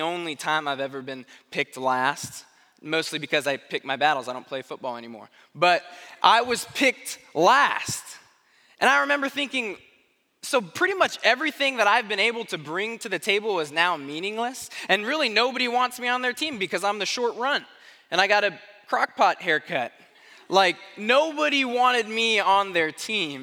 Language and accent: English; Tucson, Arizona, United States; now in Springfield; I grew up in Arizona, in Tucson, Arizona